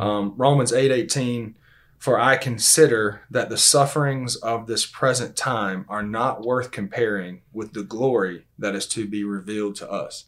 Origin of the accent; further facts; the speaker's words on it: Valdosta, Georgia, United States; also born or lived in Lakeland, Georgia; born and raised in Valdosta, Georgia.